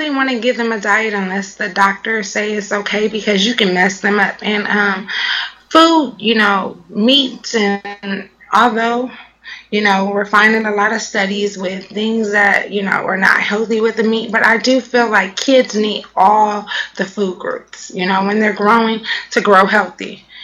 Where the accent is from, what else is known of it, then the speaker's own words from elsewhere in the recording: Los Angeles, California, United States; now in Washington, United States; Yeah, I'm from California, Los Angeles, California, South Central